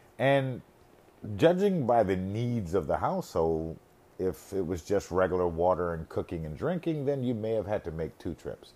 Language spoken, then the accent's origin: English; United States; I grew up in America